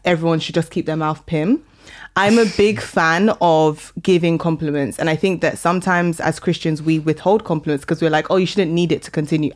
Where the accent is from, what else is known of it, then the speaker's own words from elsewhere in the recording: London, United Kingdom; also born or lived in Sheffield; I grew up in Northwest London.